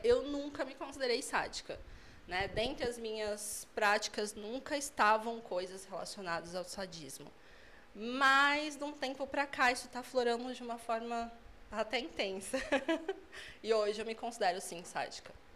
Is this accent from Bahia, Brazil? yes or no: no; São Paulo, Brazil; moved away as an adult; now in Sorocaba, Brazil; eu sou de São Paulo. Eu moro em Sorocaba, vai fazer quatro anos